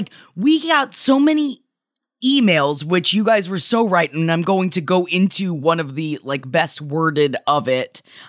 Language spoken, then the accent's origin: English; Tampa, Florida, United States; moved away; we're going back to my hometown September 14th of Tampa, Florida.